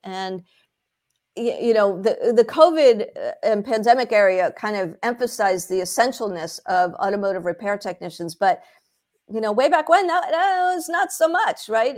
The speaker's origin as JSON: {"language": "English", "town": "Philadelphia", "region": "Pennsylvania", "country": "United States", "tie": "born or raised there", "said": "I grew up in the Philadelphia area"}